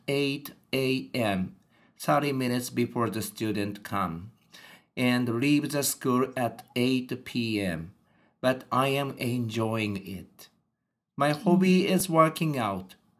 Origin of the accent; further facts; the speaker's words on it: Japan; English is a second language; I am a native Japanese, and I was born and brought up in Japan.